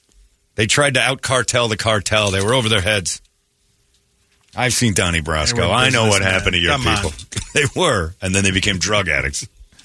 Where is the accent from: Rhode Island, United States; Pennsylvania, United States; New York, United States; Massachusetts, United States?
Pennsylvania, United States; Philadelphia; Yeah, we're from Philly.